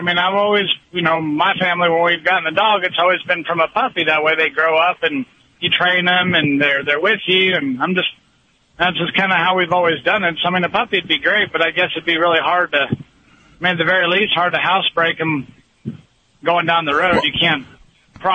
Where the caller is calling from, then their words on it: New Mexico, United States; Calling from New Mexico.